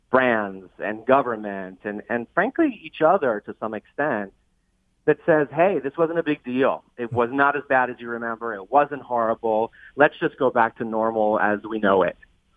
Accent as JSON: {"language": "English", "town": "New York City", "region": "New York", "country": "United States", "tie": "born or raised there", "said": "I grew up on Staten Island in New York City."}